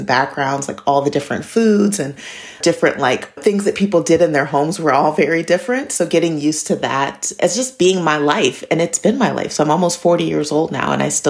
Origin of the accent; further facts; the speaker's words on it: Michigan, United States; moved away as an adult; also born or lived in North Carolina / Mexico; now in Bath, United Kingdom; I grew up in Michigan, in rural Michigan, but all around. I don't really have a hometown because when I was very young, under 10 years old, I was actually taken from my family and I was placed in foster care.